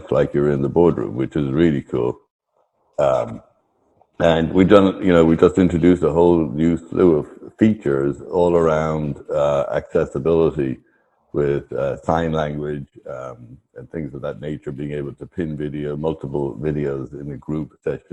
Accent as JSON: {"language": "English", "country": "Ireland", "said": "I am Irish."}